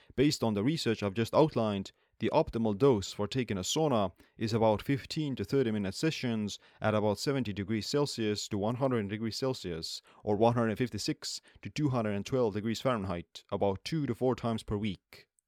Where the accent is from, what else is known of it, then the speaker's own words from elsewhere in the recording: Estonia; I'm born and raised in Estonia, where saunas have been a part of the culture for centuries.